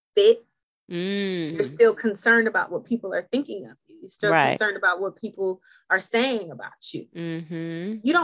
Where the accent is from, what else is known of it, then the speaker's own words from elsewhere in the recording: Los Angeles, California, United States; I'm from Los Angeles. I was born physically in Los Angeles